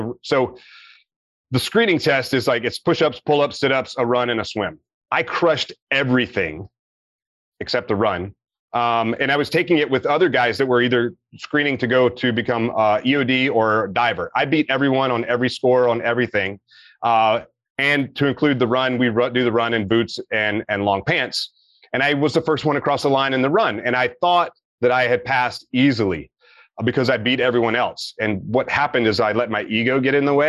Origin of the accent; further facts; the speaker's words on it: Meridian, Mississippi, United States; moved away; I'm from Meridian, Mississippi, little town.